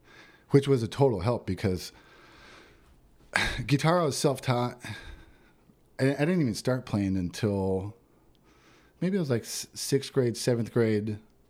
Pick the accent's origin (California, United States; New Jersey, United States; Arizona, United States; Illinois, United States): Arizona, United States; Yuma; born or raised there